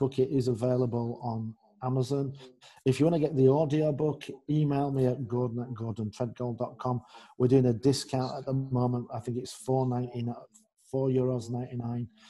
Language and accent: English; England, United Kingdom; moved away; also born or lived in Netherlands / Germany; I'm English. Yeah. I'm English. I'm from the land of Shakespeare, Chaucer, Dickens